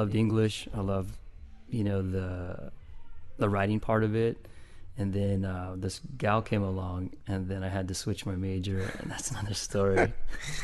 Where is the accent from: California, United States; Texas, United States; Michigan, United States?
California, United States; Salinas; I grew up in Salinas too